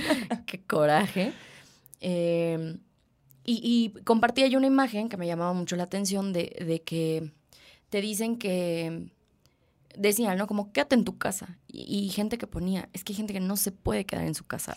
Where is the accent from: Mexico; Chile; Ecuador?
Mexico; como mexicanos